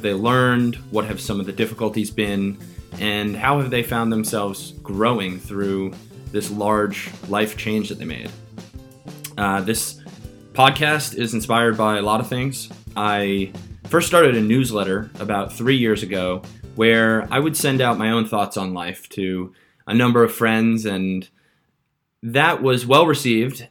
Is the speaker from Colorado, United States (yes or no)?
no; Long Island, New York, United States; moved away as an adult; also born or lived in San Francisco; now in London, United Kingdom; I grew up on Long Island in a town where a large number of people commute to New York City every day